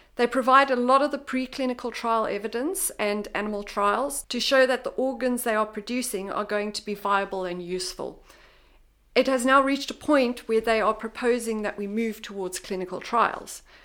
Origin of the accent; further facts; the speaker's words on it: South Africa; moved away; I'm originally from South Africa